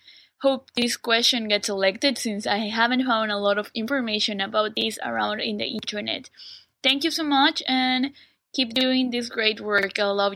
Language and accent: English; Mexico City, Mexico; now in Malaysia; from Mexico City, living currently in Malaysia.